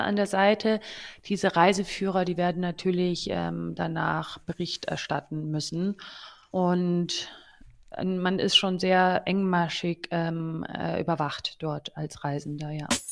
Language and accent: German; Germany; als Deutsche